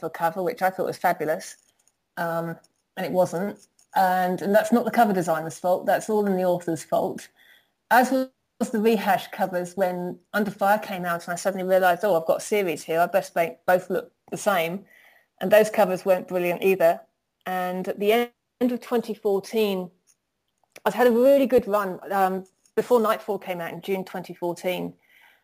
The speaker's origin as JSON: {"language": "English", "country": "United Kingdom", "said": "I'm a Brit, you know, I use English, not American English"}